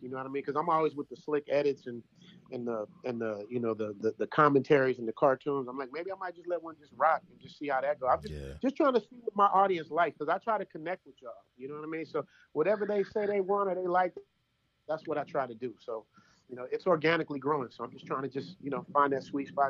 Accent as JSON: {"language": "English", "town": "Los Angeles", "region": "California", "country": "United States", "tie": "born or raised there", "also_born_or_lived": "Chicago", "moved": "as an adult", "lives_now": "Thailand", "said": "I grew up in the LA."}